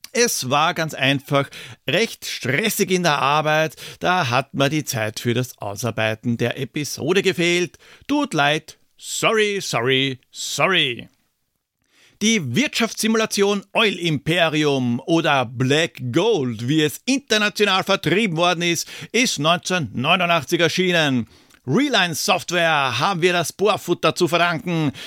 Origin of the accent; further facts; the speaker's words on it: Vienna, Austria; als Wiener